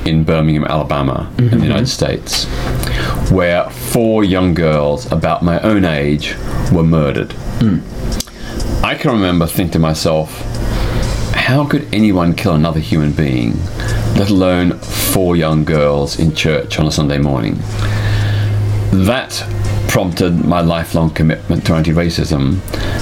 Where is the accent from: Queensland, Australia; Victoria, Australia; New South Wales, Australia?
Victoria, Australia; Melbourne; In 1967, in my hometown of Melbourne, Australia